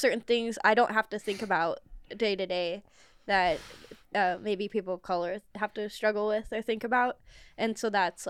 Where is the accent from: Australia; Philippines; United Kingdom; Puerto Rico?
Philippines